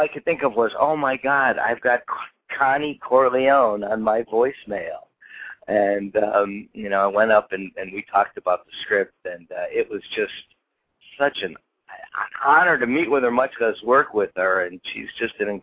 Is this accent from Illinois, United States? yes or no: yes; Oak Park, Illinois, United States; moved away as an adult; also born or lived in Chicago; now in Los Angeles, United States; I was born and raised in Chicago. Grew up in Oak Park